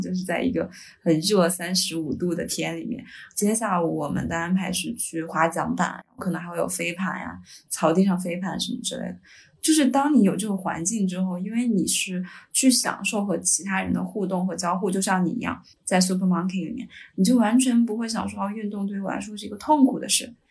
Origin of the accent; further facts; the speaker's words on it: Hebei, China; 因为我是河北人，我们那个学校就有点类似于衡水中学